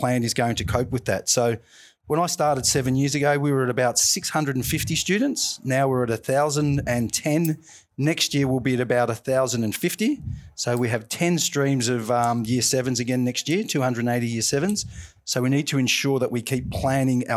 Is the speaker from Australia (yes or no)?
yes; Melbourne, Victoria, Australia; And I grew up in Deer Park, not too far from here in Caroline Springs.